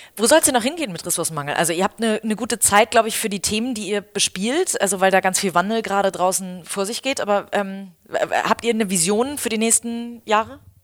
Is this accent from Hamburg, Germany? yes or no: yes; Hamburg, Germany; ich als Hamburgerin